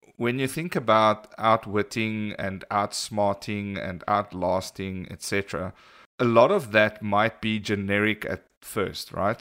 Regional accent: South Africa; we're from South Africa

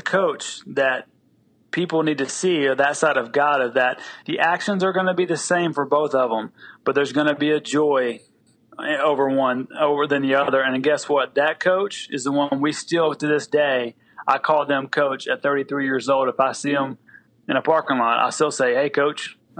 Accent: the South, United States; because I'm from the South and we use all analogies for football.

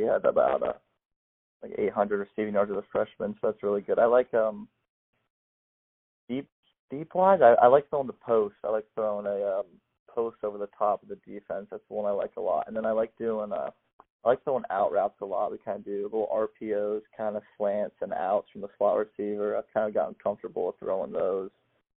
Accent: Florida, United States; I'm from Florida, so I live on the water

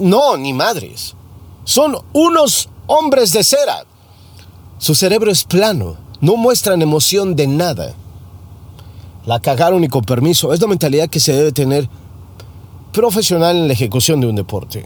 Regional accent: Mexico; now in United States; como mexicano

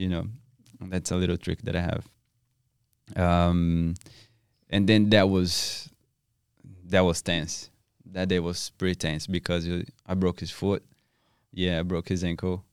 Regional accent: South Region, Brazil; English is a second language; moved away as an adult; now in Perth, Australia; I'm from South Brazil

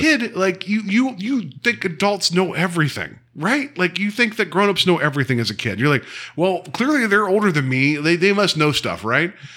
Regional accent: West Virginia, United States; I grew up in Western Virginia

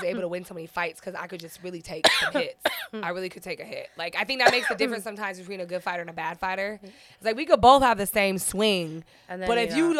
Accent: San Diego, California, United States; I grew up in Southeast San Diego, so I grew up with hood shit.

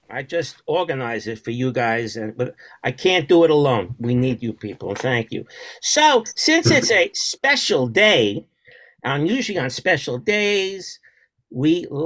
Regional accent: Brooklyn, New York, United States; I'm from Brooklyn.

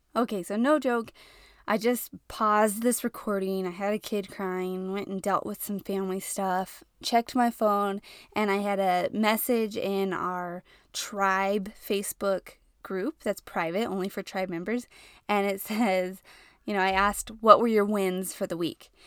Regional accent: New Mexico, United States; now in El Paso, United States; So, I live in El Paso, which is like New Mexico, Texas, Mexico all combined, and I'm from New Mexico.

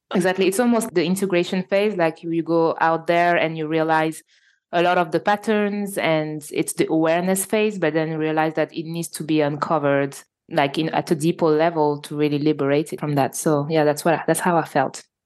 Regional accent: Normandy, France; accent: French; English is a second language; I live in France and so you probably all I can notice my French accent, so I was born in Normandy, so in north of France

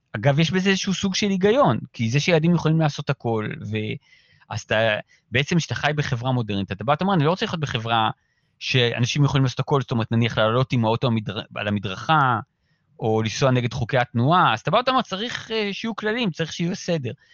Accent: Ramat Gan, Tel Aviv District, Israel; אנחנו גדלנו כמו אה, חבורת פרטיזנים ביערות של רמת גן

